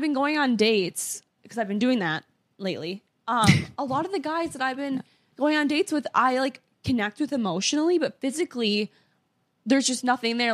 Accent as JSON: {"language": "English", "region": "Minnesota", "country": "United States", "moved": "yes", "said": "I'm from Minnesota"}